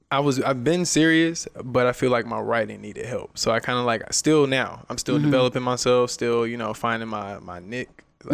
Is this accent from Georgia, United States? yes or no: yes; Atlanta, Georgia, United States; moved away as an adult; now in Las Vegas, United States; I'm from Atlanta. I moved here 5 years ago.